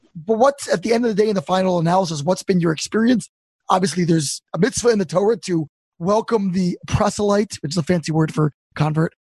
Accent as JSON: {"language": "English", "town": "Baltimore", "region": "Maryland", "country": "United States", "moved": "yes", "said": "I'm from Baltimore originally"}